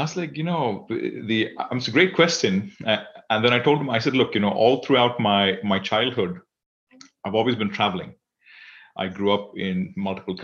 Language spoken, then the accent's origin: English; Singapore; I am from Singapore